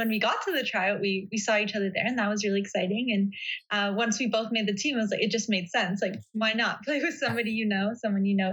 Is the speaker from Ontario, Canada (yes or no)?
no; Vancouver, British Columbia, Canada; I'm from Vancouver